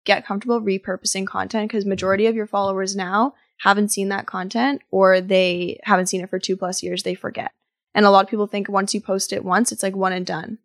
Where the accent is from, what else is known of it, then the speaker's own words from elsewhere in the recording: Ottawa, Ontario, Canada; moved away as an adult; also born or lived in Toronto; I was raised in Ottawa, but moved to Toronto to study interior design as undergrad